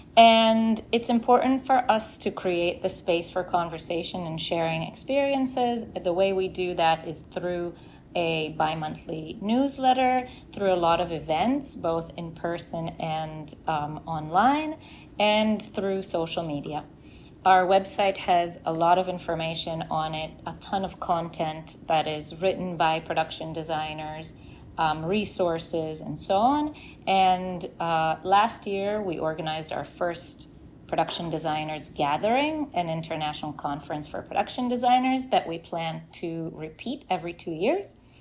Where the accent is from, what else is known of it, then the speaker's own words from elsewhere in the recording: Israel; moved away as an adult; now in New York, United States; I grew up in Israel